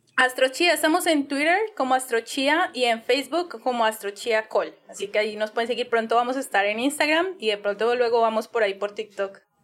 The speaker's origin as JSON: {"language": "Spanish", "town": "Cali", "region": "Valle del Cauca", "country": "Colombia", "accent": "caleño", "said": "mi acento súper caleño"}